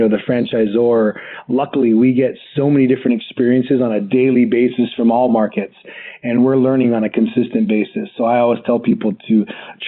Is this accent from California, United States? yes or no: no; Hawaii, United States; I grew up in Hawaii